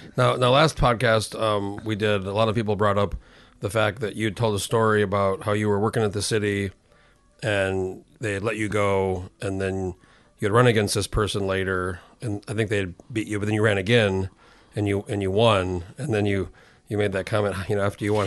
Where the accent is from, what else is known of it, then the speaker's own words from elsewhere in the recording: New Mexico, United States; I grew up in New Mexico, which is pretty bi, pretty big state